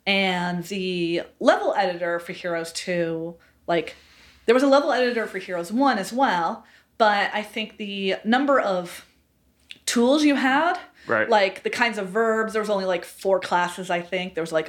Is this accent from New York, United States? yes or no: yes; upstate New York, United States; So I'm from upstate New York originally.